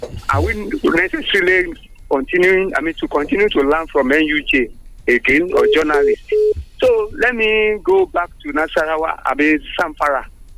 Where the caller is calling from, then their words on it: United States; Good morning, Wale. … from America. Good morning, Nigerians.